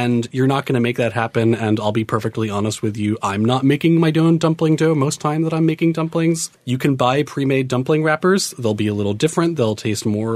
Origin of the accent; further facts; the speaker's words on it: New York City, New York, United States; to grow up in Queens